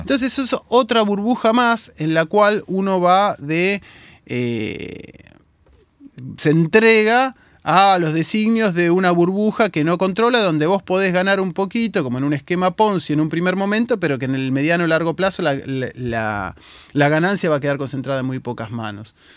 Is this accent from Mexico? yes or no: no; Argentina